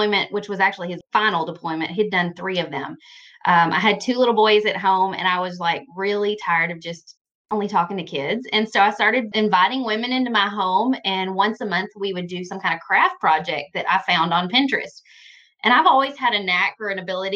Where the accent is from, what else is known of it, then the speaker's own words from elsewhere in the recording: Western Kentucky, United States; I'm from Kentucky, Western Kentucky